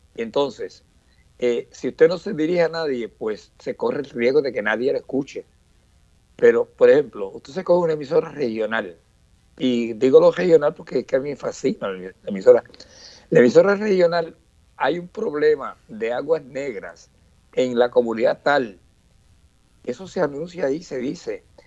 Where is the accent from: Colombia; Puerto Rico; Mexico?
Puerto Rico; Orocovis; allá en mi pueblo de Gorocovi